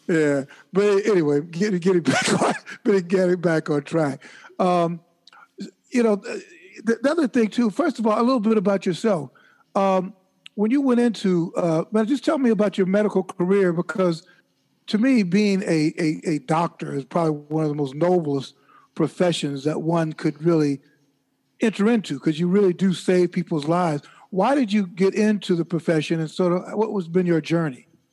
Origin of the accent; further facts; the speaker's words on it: Chicago, Illinois, United States; When I was a kid growing up in Chicago in the 50s